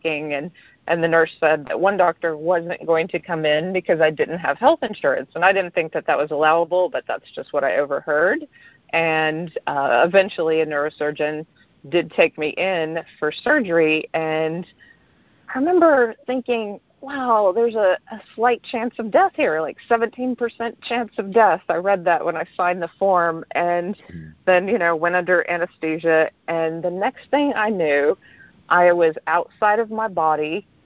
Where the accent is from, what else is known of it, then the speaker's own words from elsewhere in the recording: East Texas, United States; I grew up rather poor in East Texas